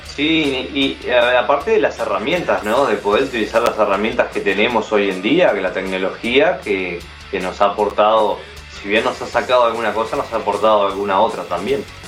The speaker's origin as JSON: {"language": "Spanish", "town": "San Ramón", "region": "Canelones", "country": "Uruguay", "tie": "born or raised there", "said": "nací en San Ramón, que es una ciudad, la ciudad más al norte de Canelones."}